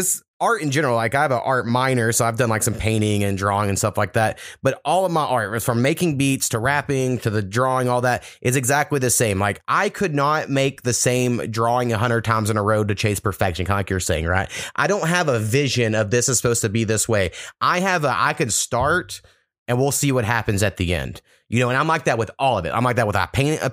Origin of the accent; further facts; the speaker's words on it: Oklahoma, United States; also born or lived in Texas; growing up in Oklahoma and Texas